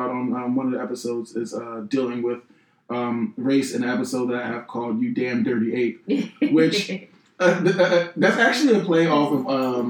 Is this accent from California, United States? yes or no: no; Philadelphia, Pennsylvania, United States; I am from Philly.